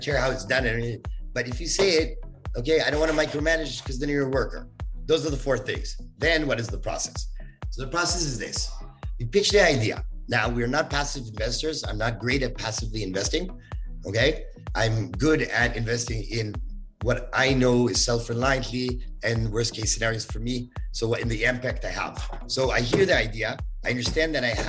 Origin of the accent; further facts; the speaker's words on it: Canada; I'm too Canadian